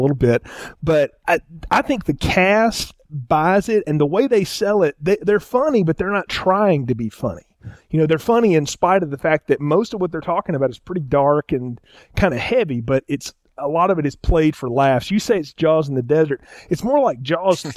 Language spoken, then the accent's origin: English; the South, United States; I grew up around in the South